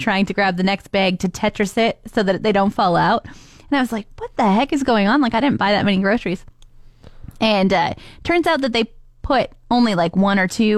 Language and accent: English; Canada; also born or lived in Australia; I'm from Canada. There's lots of space